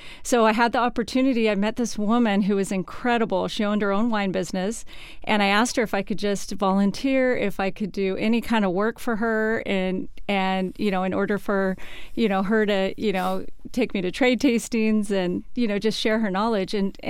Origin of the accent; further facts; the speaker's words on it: Bay Area, California, United States; moved away as an adult; also born or lived in London, England; now in Seattle, United States; I'm from California originally, from the Bay Area